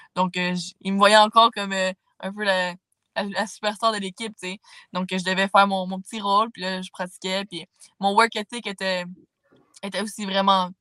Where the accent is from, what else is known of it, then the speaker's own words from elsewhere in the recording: Saint-Jean-sur-Richelieu, Quebec, Canada; moi j'ai toujours habité à Saint-Jean